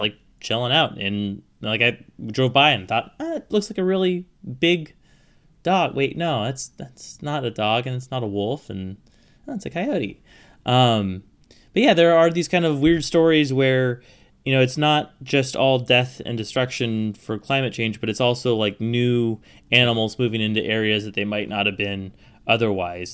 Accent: Pacific Northwest, United States; I grew up in the Pacific Northwest.

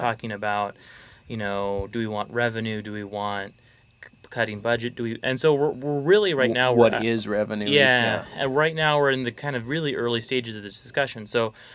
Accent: Fairbanks, Alaska, United States; I'm from Fairbanks

